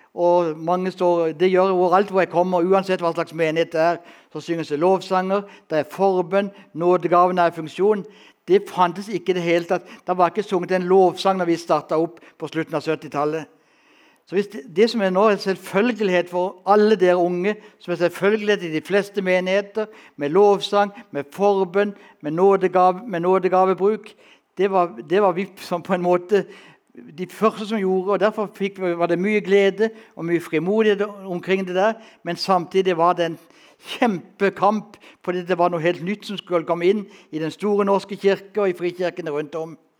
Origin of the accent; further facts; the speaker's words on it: Kristiansand, Agder, Norway; Født og oppvokst i Kristiansand